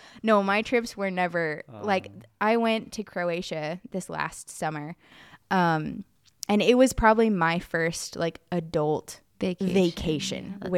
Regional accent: United States; I know people don't believe me because I'm from America.

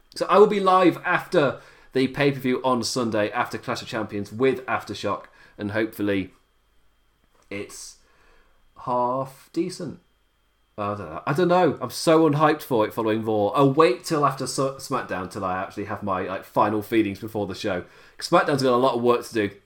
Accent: England, United Kingdom; I am being English and I operate on English time

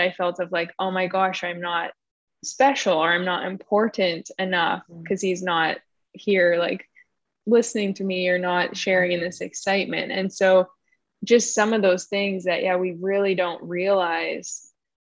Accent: Winnipeg, Manitoba, Canada; I grew up in Winnipeg, Canada.

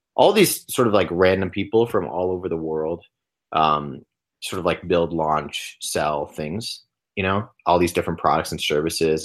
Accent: Long Island, New York, United States; also born or lived in Los Angeles; I was born in New York on Long Island

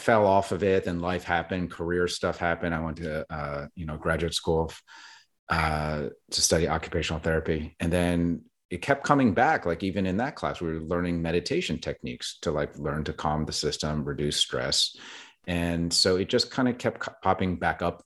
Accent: New Jersey, United States; now in Brooklyn, United States; I was born in South Jersey and grew up with a Christian background

